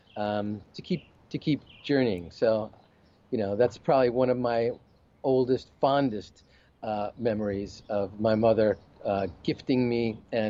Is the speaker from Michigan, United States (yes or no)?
no; New York, United States; I grew up in New York